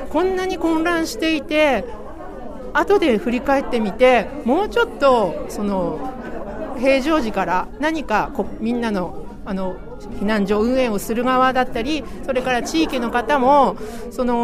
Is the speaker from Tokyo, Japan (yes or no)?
no; Sendai, Miyagi, Japan; すはい仙台市内です